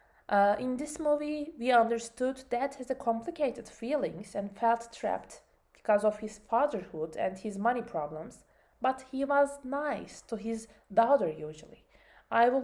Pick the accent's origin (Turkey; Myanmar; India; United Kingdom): Turkey; English is a second language; my home country, Turkey